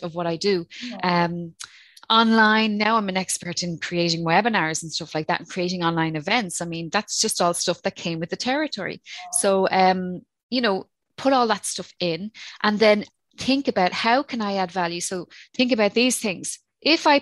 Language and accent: English; Ireland; accent: Irish; my Irish accent